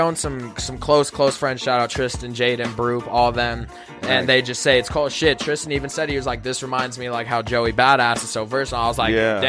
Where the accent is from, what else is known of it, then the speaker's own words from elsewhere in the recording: Tucson, Arizona, United States; I ain't no West Coast rapper because I was born in Tucson, but I grew up off …, ….